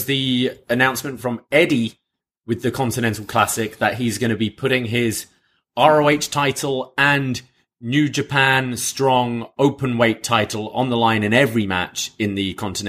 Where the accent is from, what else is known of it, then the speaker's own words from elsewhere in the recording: United Kingdom; as a Brit